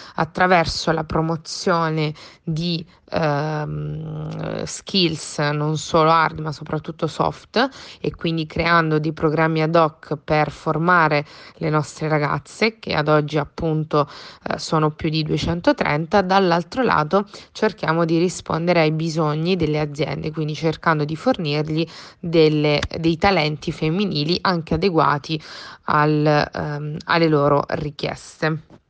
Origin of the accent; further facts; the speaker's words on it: Abruzzo, Italy; sono abruzzese